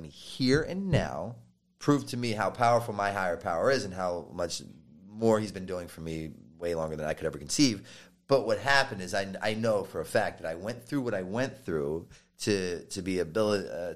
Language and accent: English; Baltimore, Maryland, United States; I was from Baltimore